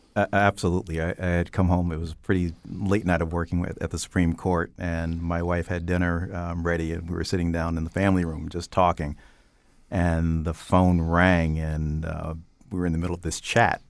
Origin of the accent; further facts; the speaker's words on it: Stamford, Connecticut, United States; I, I grew up in Stamford, Connecticut on the west side.